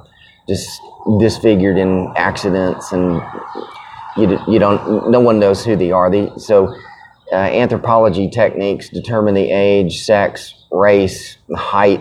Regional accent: Chattanooga, Tennessee, United States; also born or lived in Germany / Knoxville, Tennessee; I was born in Chattanooga, Tennessee. Pretty average middle class family. Not a lot of trauma and or drama, so pretty good childhood

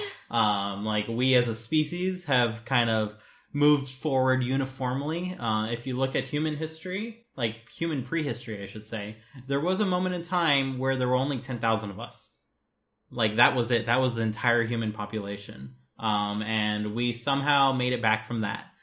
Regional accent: United States; as an American

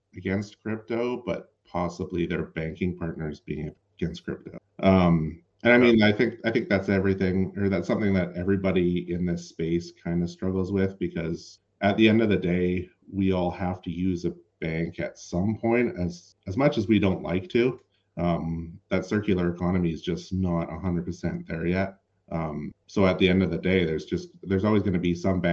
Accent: Canada; as a Canadian

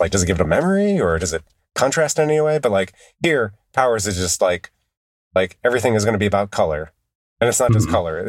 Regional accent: United Kingdom; Maybe it's a problem of being British, of taking place in Britain.

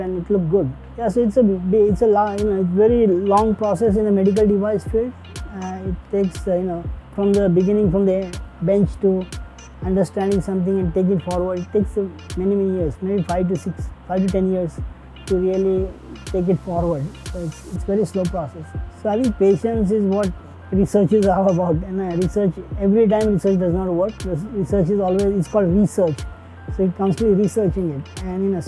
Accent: India; moved away; I wanted to become actually a doctor, but I couldn't do it when I was growing up in India

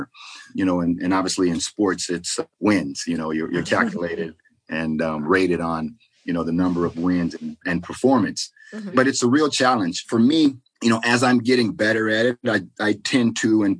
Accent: Port Arthur, Texas, United States; moved away; also born or lived in Seattle; I grew up in Texas, from Port Arthur, Texas.

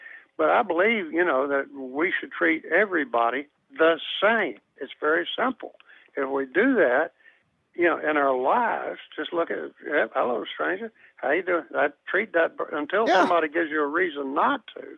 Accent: the South, United States; also born or lived in Atlanta, Georgia; I grew up in the South, and even though the laws were segregated, the culture wasn't

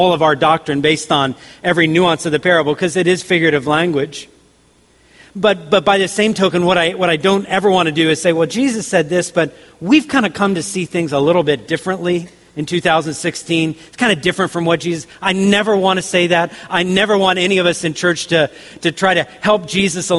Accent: the South, United States; I grew up in the South, so I heard tons of country songs

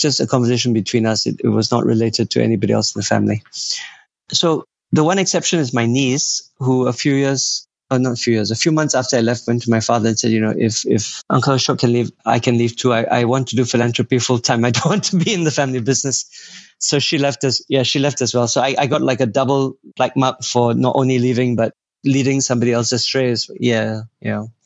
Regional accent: Singapore; I was born in Singapore. I never saw anything above Bukit Timah Hill

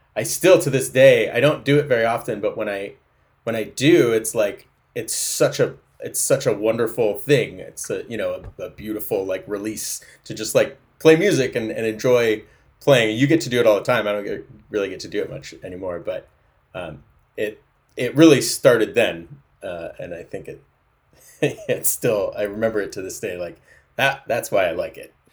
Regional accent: Fortuna, California, United States; now in Seattle, United States; I was born in Humboldt County on a goat farm in an Airstream trailer on a, in a field of thistles

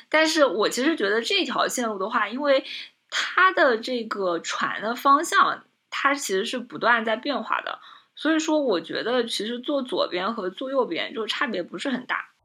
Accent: Zhejiang, China; 我们浙江这边的这个农村

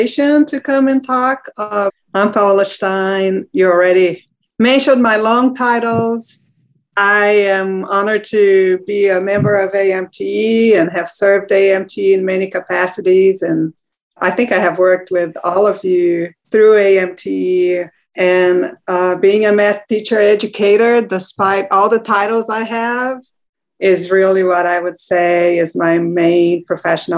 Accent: Brazil; moved away; I'm from Brazil.

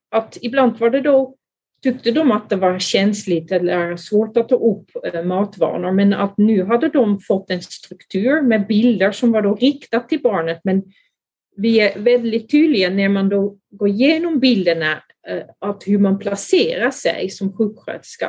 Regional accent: Netherlands; Swedish is a second language; moved away as an adult; also born or lived in Skåne, Sweden; now in Sweden; Jag är från Holland, men eh, där har jag då blivit utbildad som barnläkare, men sen kom jag då till Sverige

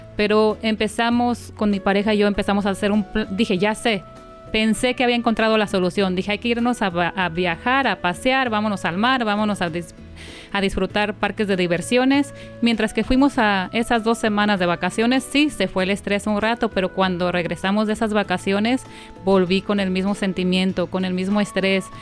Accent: Guadalajara, Jalisco, Mexico; moved away; yo soy de Guadalajara

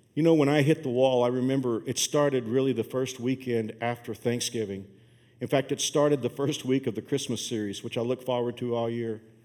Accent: Fort Worth, Texas, United States; moved away; my hometown of Fort Worth

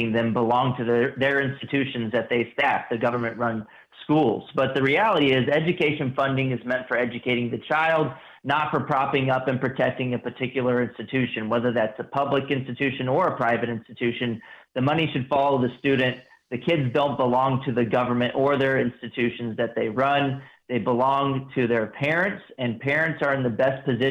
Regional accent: Texas, United States; also born or lived in Washington, D.C.; I also am a Texas resident, and I grew up in Texas, went to Texas public schools all through K through 12

